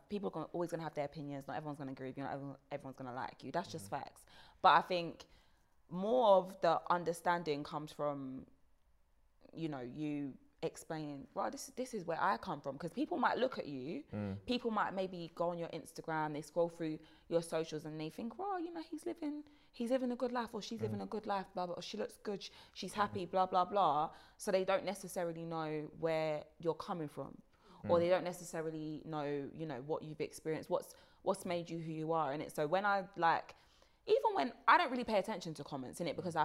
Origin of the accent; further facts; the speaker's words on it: London, United Kingdom; I grew up in Pollard's Hills